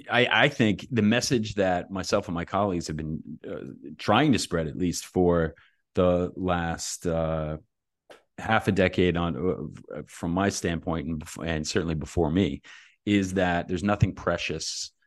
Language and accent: English; New Jersey, United States; I'm from Jersey, man.